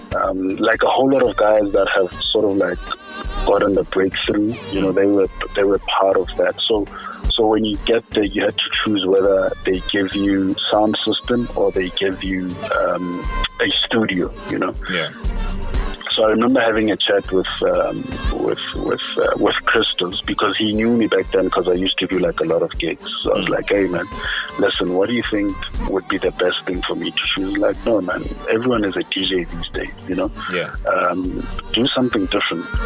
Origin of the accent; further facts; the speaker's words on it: Free State, South Africa; now in Pretoria, South Africa; I'm originally from the Free State, uh, but I'm currently based in Pretoria. You know, oh. Free State is like where I was born, but home is Pretoria. You know, oh. this is where I basically built my my life.